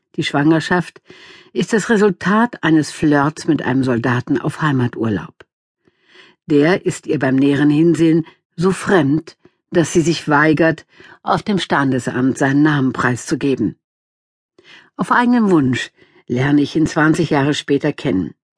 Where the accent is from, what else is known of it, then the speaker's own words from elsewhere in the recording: Wuppertal, North Rhine-Westphalia, Germany; in die Wohnung in der Elberfelder Südstadt